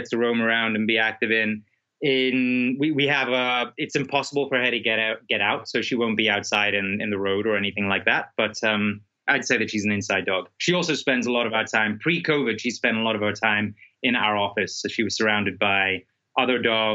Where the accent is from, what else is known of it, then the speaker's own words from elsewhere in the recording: South Africa; I'm from South Africa